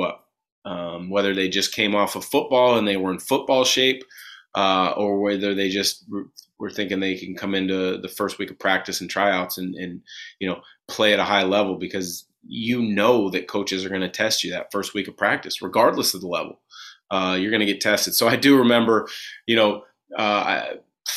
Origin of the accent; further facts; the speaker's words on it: Vancouver, Washington, United States; That's my hometown.